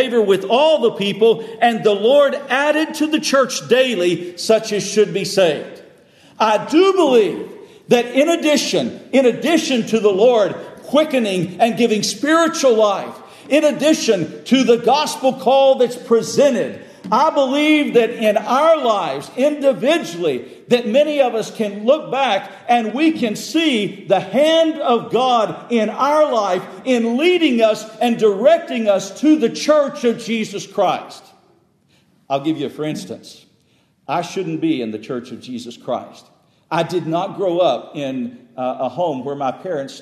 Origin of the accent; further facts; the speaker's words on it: Texas, United States; I grew up in Texas about 100 years ago